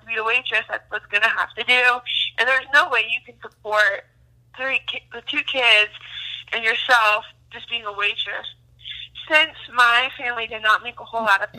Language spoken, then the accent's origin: English; Wyoming, United States; moved away as an adult; now in Colorado, United States; I'm actually a Wyomingite. So I'm from Wyoming, but I've lived in Colorado since this last summer